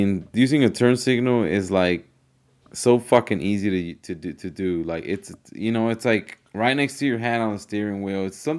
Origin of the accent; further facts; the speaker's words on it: California, United States; now in Georgia, United States; living in Georgia for the last 5 years and then growing up in California